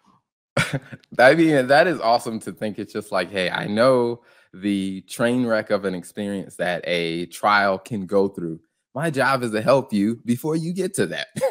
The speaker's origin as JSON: {"language": "English", "region": "the Carolinas", "country": "United States", "tie": "born or raised there", "also_born_or_lived": "suburbs of Chicago", "moved": "yes", "said": "I grew up in the Carolinas"}